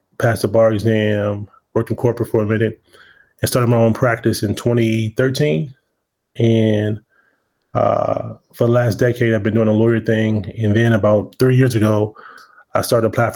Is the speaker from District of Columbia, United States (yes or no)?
yes; Washington, District of Columbia, United States; also born or lived in Prince George's County, Maryland; I'm originally from Washington, D.C. I went to high school in Prince George's County.